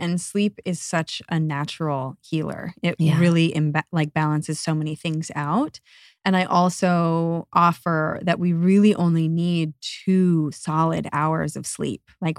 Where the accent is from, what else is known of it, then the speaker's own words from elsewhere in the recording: Northeast, United States; It was kind of a go, go, go, achieve, achieve mentality growing up in the Northeast.